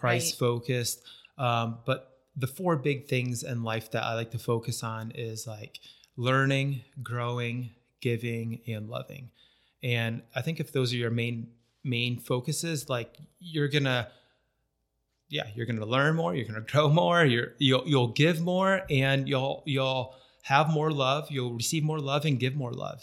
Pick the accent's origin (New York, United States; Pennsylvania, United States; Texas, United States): New York, United States; northern; moved away as an adult; also born or lived in Florida; now in St. George, United States; I grew up in, uh, northern New York, um, small farm